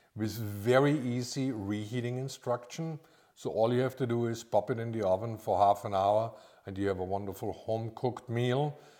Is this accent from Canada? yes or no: no; Austria; moved away as an adult; also born or lived in Orlando, Florida; now in Lake Norman, United States; I'm actually from Austria